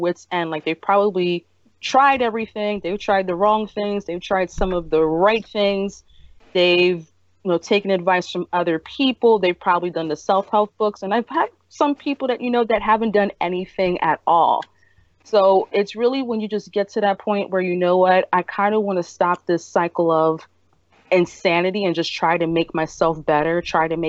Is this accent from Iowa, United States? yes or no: no; Philadelphia, Pennsylvania, United States; I grew up in North Philly, right around Broughton, Susquehanna, near Temple University